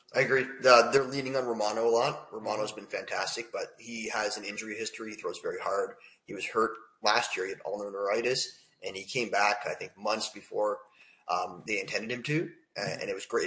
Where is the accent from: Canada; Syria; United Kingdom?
Canada; Toronto, Ontario; I'm from Toronto, and I'm a Jay fan.